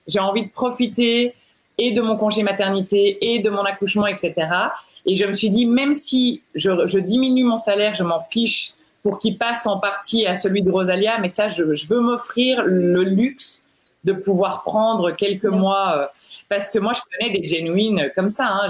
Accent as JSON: {"language": "French", "country": "Belgium", "moved": "as an adult", "lives_now": "Geneva, Switzerland", "said": "je suis belge."}